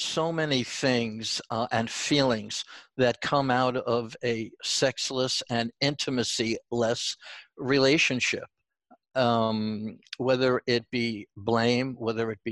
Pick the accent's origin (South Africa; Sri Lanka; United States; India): United States; New York; accent: New York; also born or lived in Long Island; my New York accent is coming out